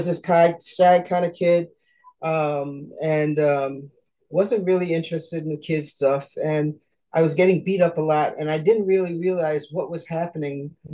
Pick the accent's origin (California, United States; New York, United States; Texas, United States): New York, United States; I was born in New York, nice Caribbean family.